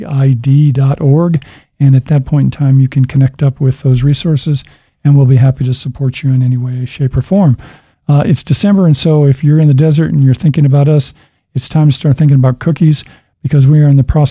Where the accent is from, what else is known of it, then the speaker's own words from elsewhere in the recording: Midway City, California, United States; moved away; I'm a Midway City guy.